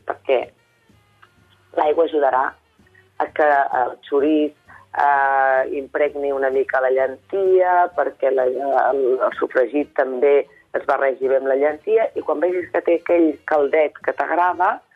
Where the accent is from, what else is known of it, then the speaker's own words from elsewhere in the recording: Vallès Oriental, Catalonia, Spain; jo soc del Vallès Oriental